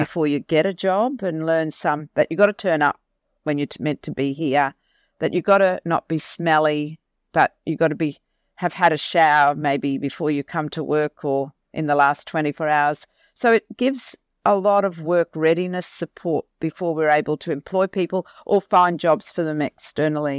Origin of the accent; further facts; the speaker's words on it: Mackay, Queensland, Australia; I was born and bred in Mackay.